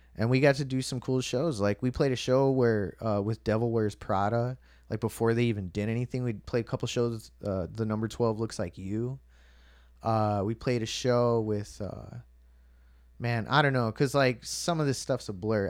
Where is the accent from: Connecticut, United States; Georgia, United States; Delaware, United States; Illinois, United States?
Illinois, United States; Chicago; I was born in the South Chicago Hospital